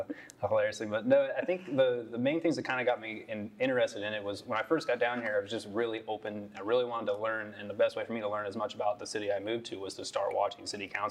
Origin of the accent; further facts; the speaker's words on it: Columbus, Ohio, United States; moved away as an adult; now in Kinston, United States; I come from Columbus, Ohio. I lived there for the first 30 or 31 years